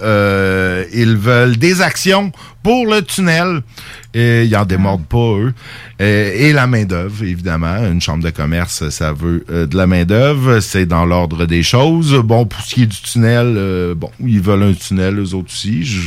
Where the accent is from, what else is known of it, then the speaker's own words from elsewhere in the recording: Saint-Jérôme, Quebec, Canada; moved away; also born or lived in Lévis; ma ville natale euh, de Saint-Jérôme